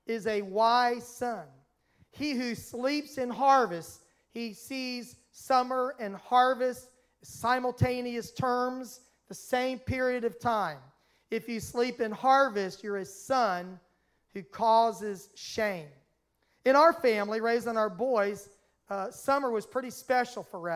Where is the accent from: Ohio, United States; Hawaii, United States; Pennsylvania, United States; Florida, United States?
Florida, United States; Miami; now in Georgia, United States; Where I grew up in Miami, Florida, the seasons were extremely mild